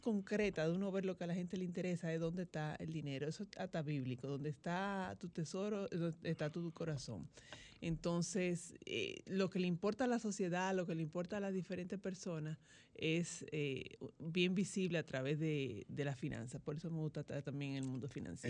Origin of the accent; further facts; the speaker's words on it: Santo Domingo, Distrito Nacional, Dominican Republic; yo nací aquí en, Santo Domingo, eh, me crié en Santo Domingo